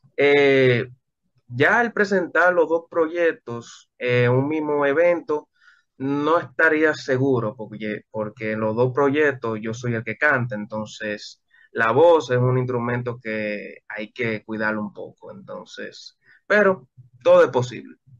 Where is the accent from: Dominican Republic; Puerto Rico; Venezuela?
Dominican Republic; yo he tenido muchos problemas en mi país.